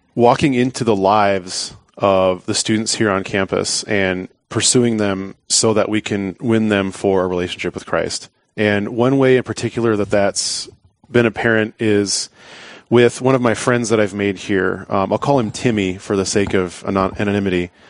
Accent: Pierre, South Dakota, United States; I'm from Pierre, South Dakota. I grew up there uh, most of my life

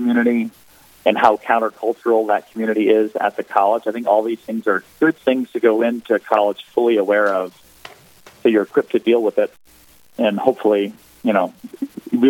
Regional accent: Pennsylvania, United States; moved away as an adult; now in Virginia, United States; I live in Virginia. I'm originally from Pennsylvania

